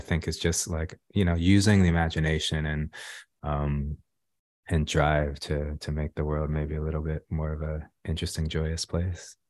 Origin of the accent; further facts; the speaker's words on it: Los Angeles, California, United States; growing up in South Central Los Angeles